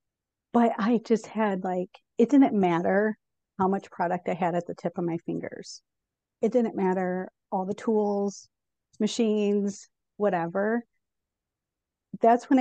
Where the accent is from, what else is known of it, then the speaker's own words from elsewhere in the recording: Chicago, Illinois, United States; also born or lived in Colorado; now in Northwest Arkansas, United States; I was from Chicago, lived in Colorado, and we ended up in Arkansas